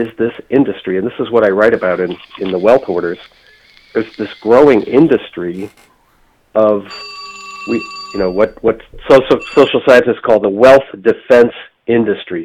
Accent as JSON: {"language": "English", "region": "Michigan", "country": "United States", "tie": "born or raised there", "moved": "yes", "lives_now": "Boston, United States", "said": "I grew up in Michigan"}